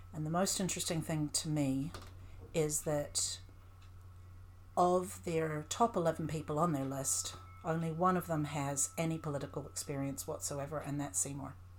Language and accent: English; Canada; moved away as an adult; now in New Zealand; I grew up in Canada